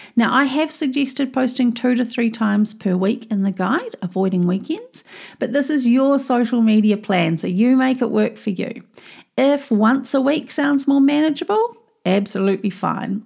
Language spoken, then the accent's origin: English; New Zealand; I'm a Kiwi. You know, here in New Zealand